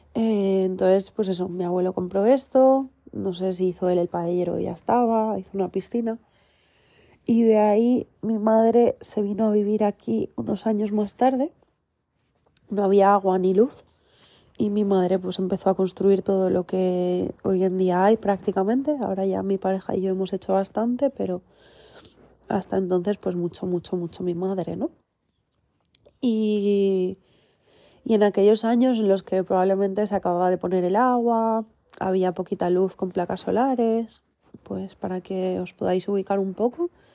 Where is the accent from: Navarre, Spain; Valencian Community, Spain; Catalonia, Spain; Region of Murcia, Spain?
Valencian Community, Spain; el centro Bambambole, donde yo nací, que está aquí en Giria, Valencia, España